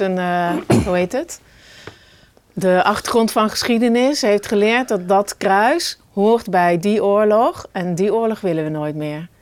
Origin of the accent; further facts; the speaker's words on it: Oisterwijk, North Brabant, Netherlands; als ik weer loop in de bossen van Oosterwijk, hè, dat is mijn geboortedorp